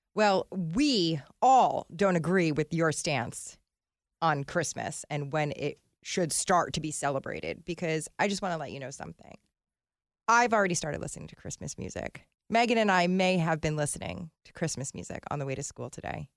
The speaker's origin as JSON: {"language": "English", "region": "New Jersey", "country": "United States", "said": "we're all from North Jersey"}